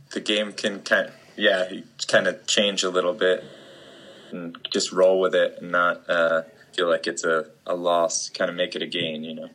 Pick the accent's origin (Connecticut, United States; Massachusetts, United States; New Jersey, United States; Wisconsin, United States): New Jersey, United States; Lambertville; moved away as an adult; also born or lived in Trenton, New Jersey / Ewing, New Jersey / Philadelphia, Pennsylvania / Joshua Tree, California; I was born in Trenton and uh, lived uh, outside of Trenton in mm. Ewing for a while, and then uh, moved to uh, like Lambertville, New Jersey. Jersey, outside of Lambertville for the majority of like my formative years